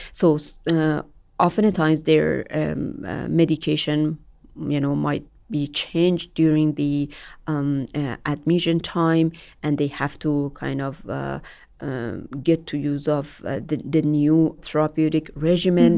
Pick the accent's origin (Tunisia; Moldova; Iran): Iran; moved away as an adult; Iran, my home country